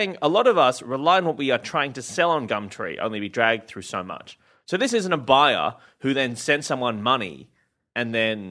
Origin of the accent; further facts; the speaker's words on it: Sydney, New South Wales, Australia; also born or lived in St Albans, England; We grew up in Illawong, which has a lot of bushlands, a lot of spiders around.